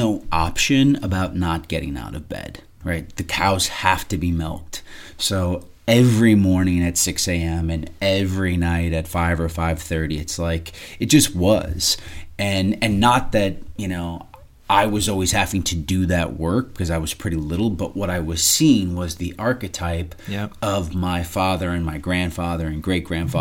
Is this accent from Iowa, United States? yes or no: no; southern Minnesota, United States; now in Phoenix, United States; I grew up on a fourth-generation farm in southern Minnesota